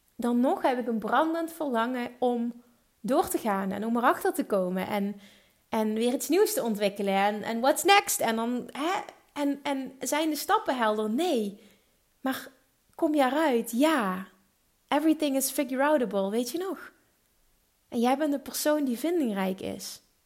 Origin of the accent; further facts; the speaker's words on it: Limburg, Netherlands; accent: Limburgish; mijn eigen Limburgse accent